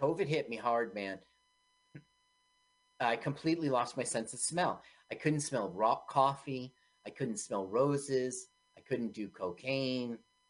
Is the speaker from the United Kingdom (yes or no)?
yes; England, United Kingdom; it's like as an Englishman, the thing is, once again, every country, couldn't you do this about Italy?